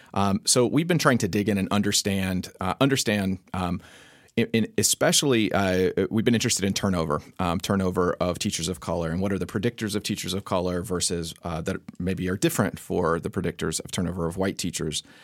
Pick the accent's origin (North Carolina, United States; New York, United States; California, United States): North Carolina, United States; I grew up in North Carolina